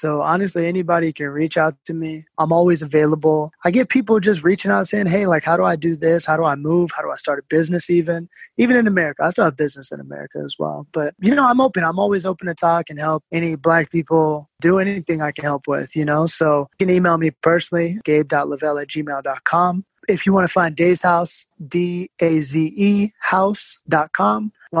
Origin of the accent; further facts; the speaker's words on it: New York City, New York, United States; You know, I'm basically a New Yorker.